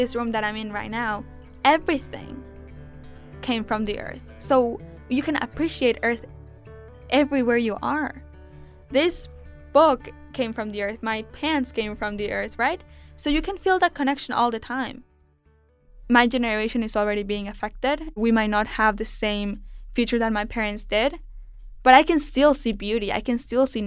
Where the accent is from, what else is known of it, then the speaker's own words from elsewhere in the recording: Mexico; now in New York, United States; I was born and raised in Mexico